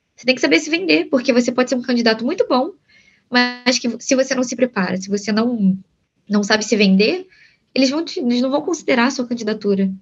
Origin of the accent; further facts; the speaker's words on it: Brazil; Somos brasileiros, a gente não nasceu nos Estados Unidos.